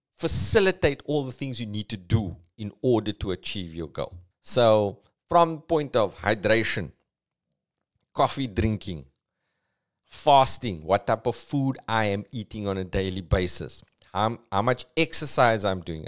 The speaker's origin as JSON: {"language": "English", "town": "Cape Town", "region": "Western Cape", "country": "South Africa", "accent": "Cape Townian", "said": "It's a very Cape Townian thing because we got like a flatness to our accent"}